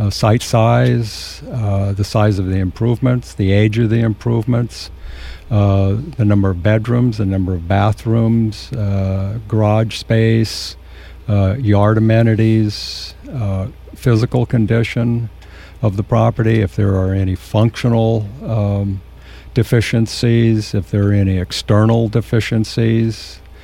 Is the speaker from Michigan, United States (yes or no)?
no; San Luis Obispo, California, United States; also born or lived in San Diego / Nipomo; I was born and raised in San Luis Obispo